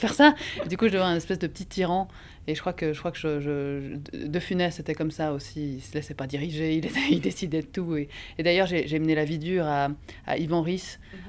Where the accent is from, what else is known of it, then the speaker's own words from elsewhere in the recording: Bellevue, Geneva, Switzerland; C'était à Bellevue. C'est là, là où j'ai grandi.